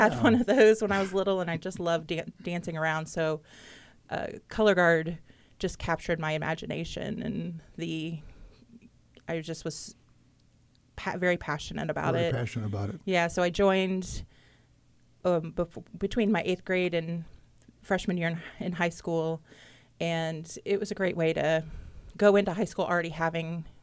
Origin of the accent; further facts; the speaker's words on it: Muncie, Indiana, United States; also born or lived in Yorktown, Indiana; I grew up in Muncie